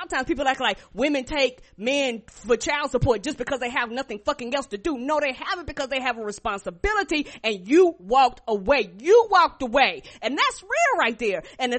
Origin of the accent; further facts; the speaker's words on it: Albany, New York, United States; born there; And we actually took a trip up to New York because I was born in Albany, New York.